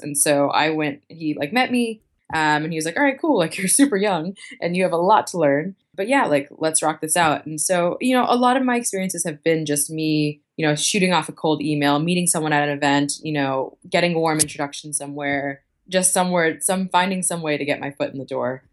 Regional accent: Boston, Massachusetts, United States; moved away as an adult; also born or lived in New York City; now in Dublin, Ireland; I'm originally from Boston, um, but I call New York City home.

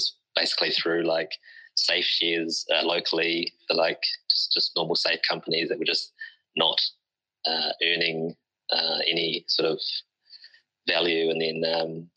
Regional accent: Auckland, New Zealand; the community that I'm from South Auckland

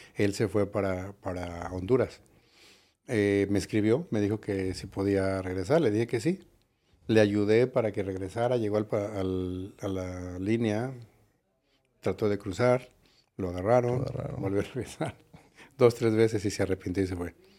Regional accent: Mexico City, Mexico; moved away as an adult; also born or lived in San Diego, United States; now in Las Vegas, United States; soy de la Ciudad de México originalmente.

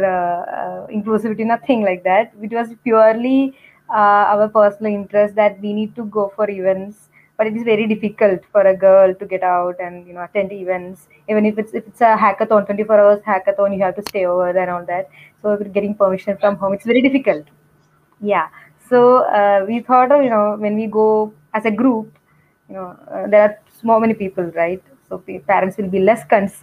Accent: Kochi, Kerala, India; I am basically from Kochi

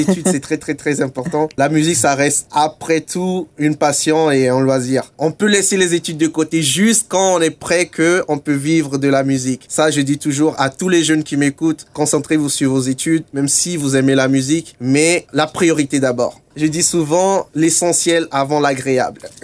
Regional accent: Togo; also born or lived in Germany; now in Luxembourg; je suis togolais

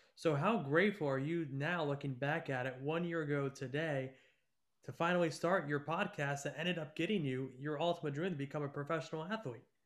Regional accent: upstate New York, United States; I'm from upstate New York

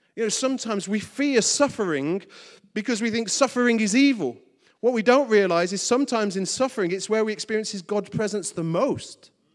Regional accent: West Midlands, United Kingdom; my schooling in the West Midlands

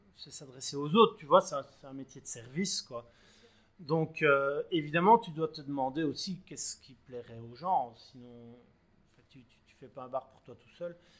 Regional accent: Belgium; chez nous en Belgique

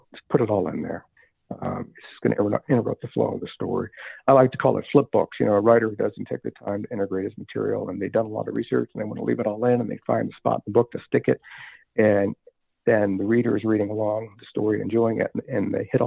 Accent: Richmond, Virginia, United States; growing up in Richmond

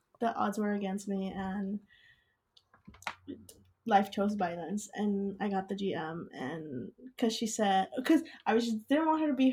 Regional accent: Austin, Texas, United States; moved away as an adult; now in Corpus Christi, United States; I'm from Austin, but I'm studying in Corpus right now.

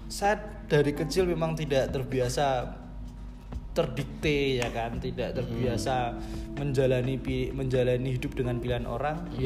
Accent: Demak, Central Java, Indonesia; saya balik ke rumah saya balik ke kampung halaman saya di Demak

